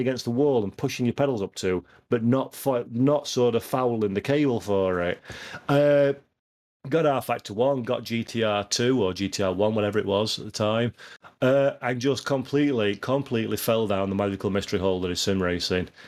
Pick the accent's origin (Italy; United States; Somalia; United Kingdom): United Kingdom; Yorkshire and the Humber; I'm a Yorkshireman.